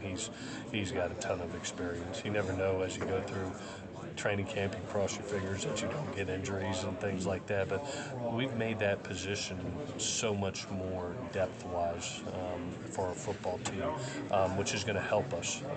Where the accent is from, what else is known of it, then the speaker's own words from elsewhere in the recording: Southeast, United States; also born or lived in West Coast; now in Statesboro, United States; I grew up in the Southeast